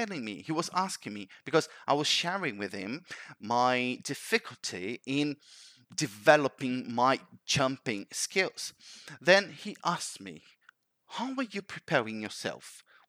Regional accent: Brazil; now in Canada; I moved from Brazil to Canada, I needed to take the IELTS test.

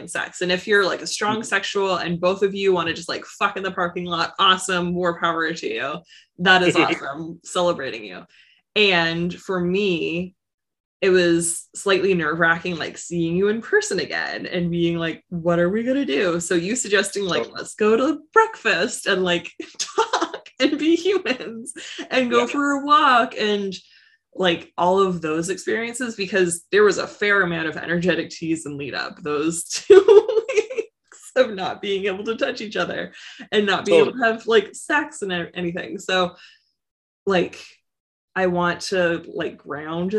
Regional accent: Canada; I'm Canadian

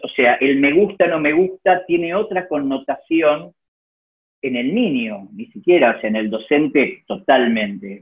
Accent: Argentina; como argentino

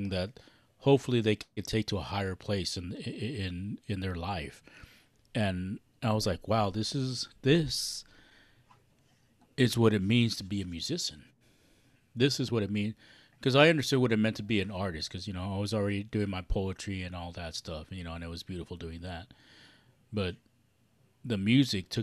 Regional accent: Los Angeles, California, United States; we're all Chicanos, we're all from East

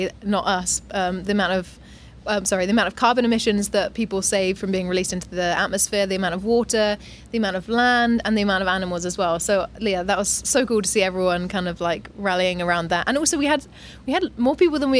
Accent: Australia; also born or lived in England / Dubai; now in Thailand; I was born in England, brought up in Australia

